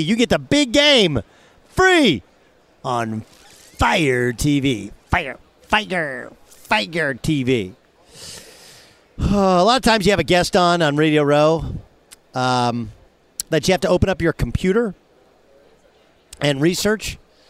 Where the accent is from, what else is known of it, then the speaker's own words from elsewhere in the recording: Orange County, Southern California, United States; I grew up in Southern California, Orange County to be exact